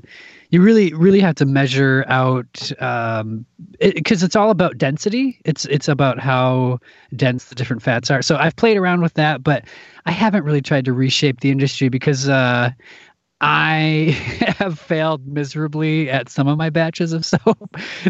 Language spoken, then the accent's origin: English; Midwest, United States; now in Minneapolis, United States; I come from the Midwest. I live in Minneapolis, Minnesota, and there's a ton of theater here.